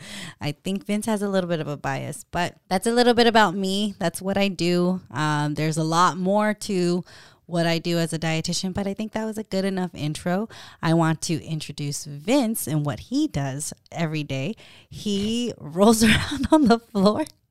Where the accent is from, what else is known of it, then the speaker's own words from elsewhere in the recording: Stockton, California, United States; moved away; I'm from Stockton